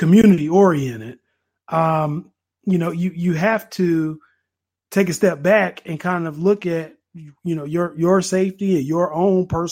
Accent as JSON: {"language": "English", "town": "Durham", "region": "North Carolina", "country": "United States", "tie": "born or raised there", "said": "growing up in Durham and being very low income"}